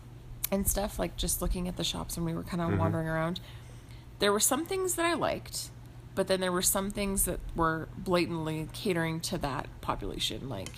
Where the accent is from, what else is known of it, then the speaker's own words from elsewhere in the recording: Portland, Oregon, United States; now in New Mexico, United States; growing up in Portland